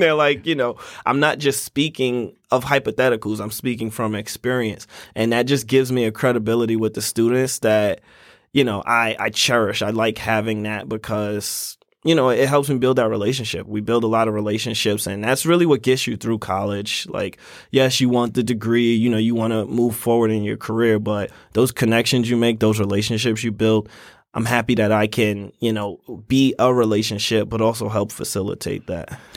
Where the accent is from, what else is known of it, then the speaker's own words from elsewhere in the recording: New York City, New York, United States; moved away as an adult; now in Syracuse, United States; I was born in Brooklyn, New York